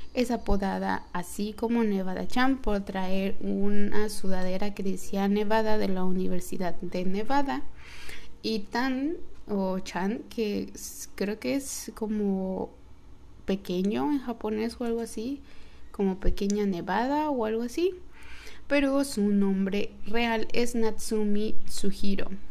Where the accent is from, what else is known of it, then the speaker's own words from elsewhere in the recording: Yucatán, Mexico; soy mexicana, yucateca